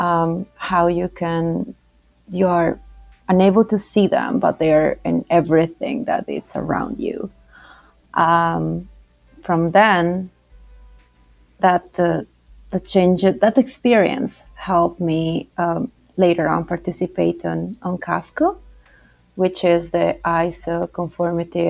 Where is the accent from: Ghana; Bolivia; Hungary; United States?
Bolivia; now in United Kingdom; I do not have a British accent, and that's why, because I am from South America. I come from Bolivia